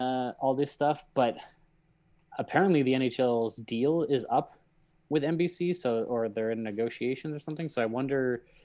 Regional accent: Northeast, United States; we're from the Northeast

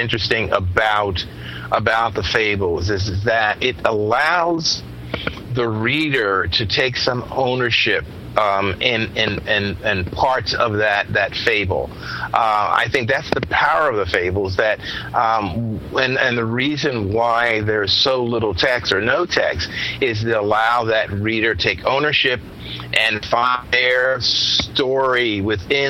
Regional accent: Philadelphia, Pennsylvania, United States; I grew up in Germantown and a section of Philadelphia, Pennsylvania

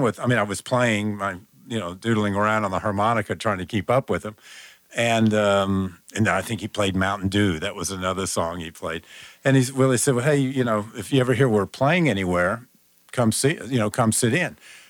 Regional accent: Dallas, Texas, United States; I grew up in Dallas

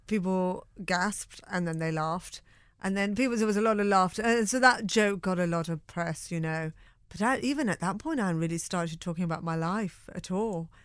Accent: Birmingham, West Midlands, United Kingdom; growing up in Birmingham

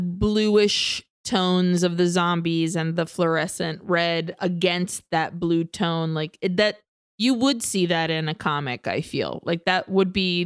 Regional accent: Pittsburgh, Pennsylvania, United States; I'm from Pittsburgh and I have the privilege of being someone that was in a fucking George Romero movie.

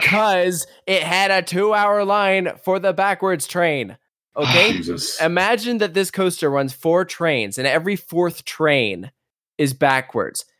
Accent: Virginia, United States; I'm from Virginia

